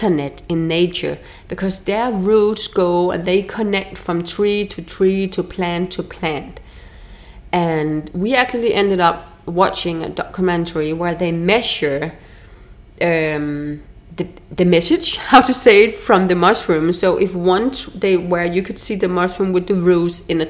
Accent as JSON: {"language": "English", "country": "Denmark", "moved": "as an adult", "lives_now": "Mexico", "said": "From where I'm from Denmark"}